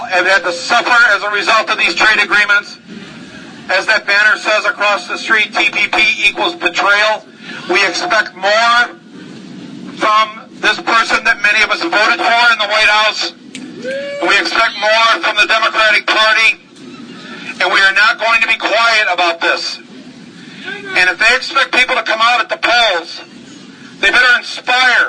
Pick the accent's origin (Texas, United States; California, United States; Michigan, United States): Michigan, United States; Flint; Being from Flint, Michigan